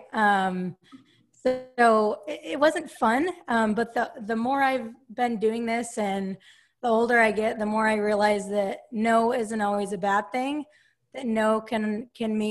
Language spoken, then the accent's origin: English; Salt Lake City, Utah, United States; moved away as an adult; now in Sacramento, United States; I grew up in Salt Lake City, Utah, and I currently live in Sacramento, California